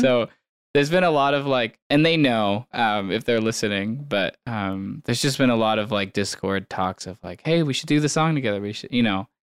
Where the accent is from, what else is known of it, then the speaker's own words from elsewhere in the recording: San Diego, California, United States; moved away as an adult; also born or lived in Portland, Oregon; now in Bend, United States; did not grow up in Bend. I grew up in San Diego, California